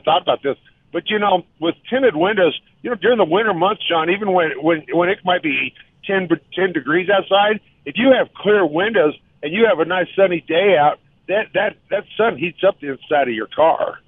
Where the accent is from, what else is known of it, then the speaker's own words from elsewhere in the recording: Colorado, United States; growing up in Colorado